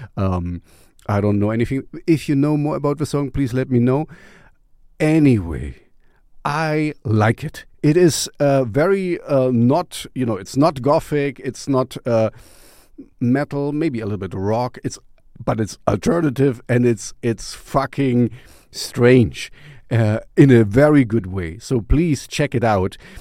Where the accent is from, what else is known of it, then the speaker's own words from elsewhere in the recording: East Germany, Germany; I grew up in East Germany